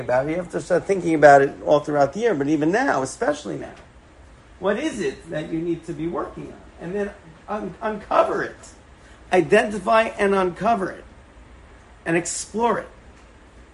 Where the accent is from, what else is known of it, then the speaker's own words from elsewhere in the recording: New York City, New York, United States; I grew up in Forest Hills in Queens, a couple of blocks away from my grandparents.